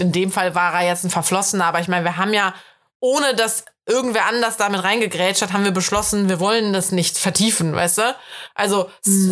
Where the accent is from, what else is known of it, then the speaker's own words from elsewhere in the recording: Germany; accent: German accent (in English); ich habe einen krass deutschen Akzent